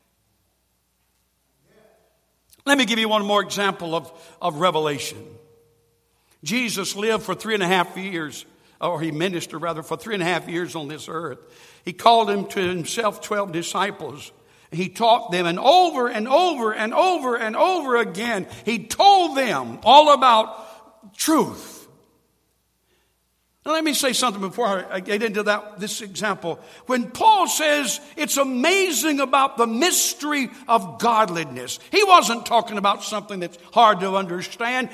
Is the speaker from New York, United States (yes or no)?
no; Sampson County, North Carolina, United States; I was raised in Sampson County